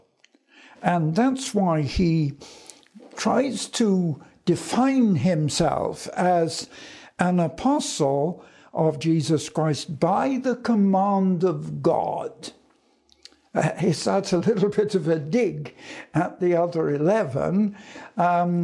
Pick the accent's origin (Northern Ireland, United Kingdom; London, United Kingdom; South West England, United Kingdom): London, United Kingdom; in 1940, I was evacuated from London for a short time to Scotland